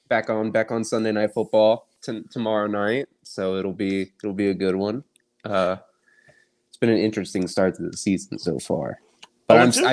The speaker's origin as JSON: {"language": "English", "town": "Indianapolis", "region": "Indiana", "country": "United States", "said": "Of course, I'm from Indy"}